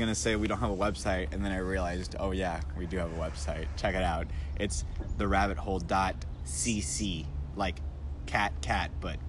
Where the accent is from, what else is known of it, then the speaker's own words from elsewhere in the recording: Venezuela; Venezuela. Actually, I'll say it like this. Venezuela.